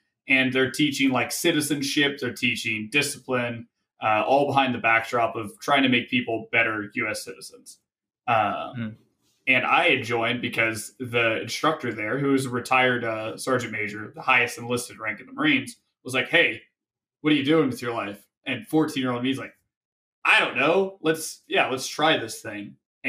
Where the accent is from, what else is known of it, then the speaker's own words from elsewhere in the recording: Tennessee, United States; So I'm originally from Tennessee, way out east towards the Appalachian Mountains.